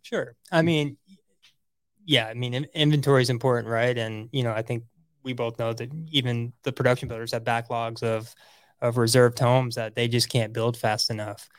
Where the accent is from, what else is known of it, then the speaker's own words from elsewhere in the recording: Orlando, Florida, United States; also born or lived in Celebration, Florida; growing up in Orlando